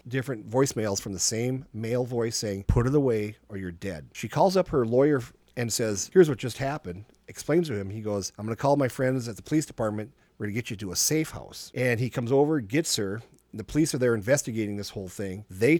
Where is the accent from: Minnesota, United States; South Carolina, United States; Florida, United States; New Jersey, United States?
Minnesota, United States; I said, no, I'm from Minnesota.